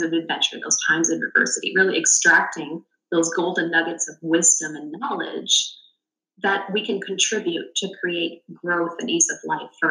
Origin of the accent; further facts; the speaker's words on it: Canada; being Canadian